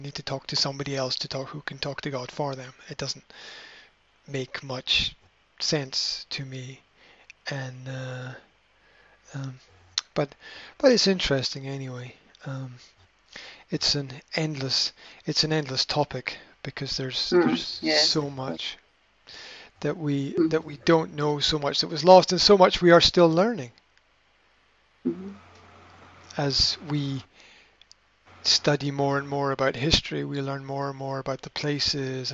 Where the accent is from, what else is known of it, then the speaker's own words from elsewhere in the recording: Scotland, United Kingdom; being Scottish Presbyterian myself